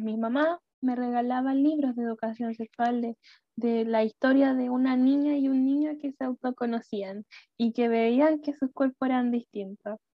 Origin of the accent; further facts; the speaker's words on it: Chile; soy de Chile